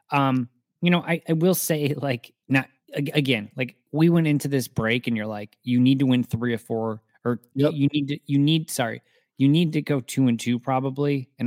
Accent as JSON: {"language": "English", "town": "Maple Grove", "region": "Minnesota", "country": "United States", "said": "No, I'm from Maple Grove."}